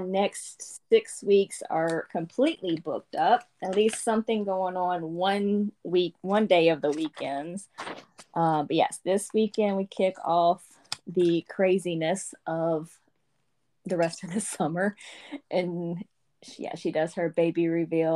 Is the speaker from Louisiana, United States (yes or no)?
yes; Louisiana, United States; I'm from Louisiana